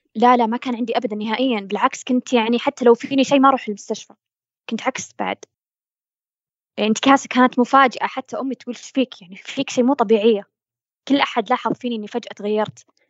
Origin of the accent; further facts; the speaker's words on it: Saudi Arabia; عندنا بالسعودية